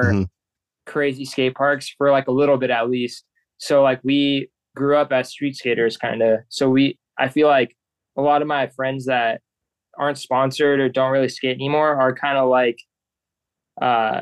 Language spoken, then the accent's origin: English; Southern California, United States; I'm also from Southern California